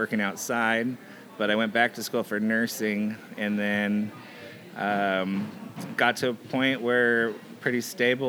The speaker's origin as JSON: {"language": "English", "region": "Southern California", "country": "United States", "tie": "born or raised there", "moved": "as an adult", "lives_now": "Mount Vernon, United States", "said": "I grew up in Southern California"}